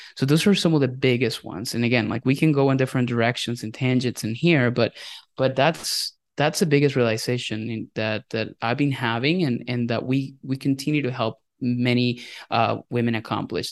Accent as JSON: {"language": "English", "country": "Venezuela", "tie": "born or raised there", "also_born_or_lived": "Indiana, United States", "second_language": "English", "moved": "as an adult", "lives_now": "United States", "said": "I am a Venezuelan immigrant. I was born and raised in Venezuela"}